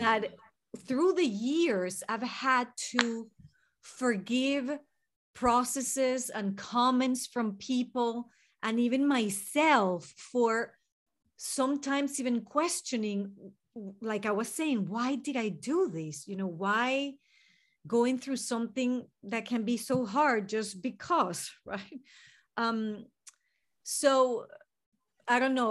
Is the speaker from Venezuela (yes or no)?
yes; Venezuela; English is a second language; moved away as an adult; now in United States; I'm from Venezuela, in South America